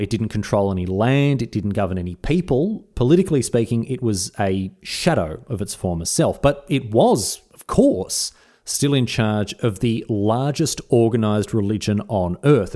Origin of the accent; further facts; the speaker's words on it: Australia; as an Australian